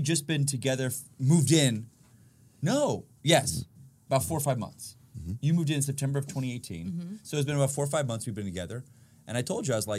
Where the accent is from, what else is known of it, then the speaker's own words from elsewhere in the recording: Florida, United States; also born or lived in New York; now in Los Angeles, United States; I grew up in Florida, but I'm from New York.